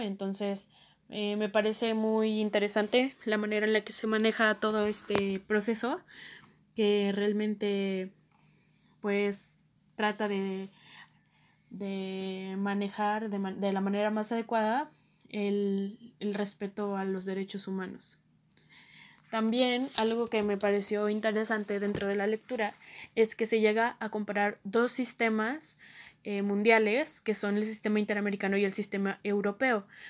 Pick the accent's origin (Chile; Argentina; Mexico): Mexico; nosotros como mexicanos